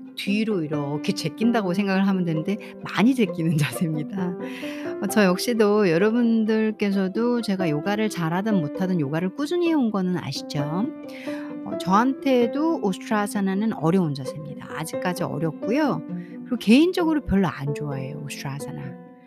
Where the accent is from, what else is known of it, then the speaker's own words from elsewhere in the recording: South Korea; 저는 이제 한국 사람이잖아요.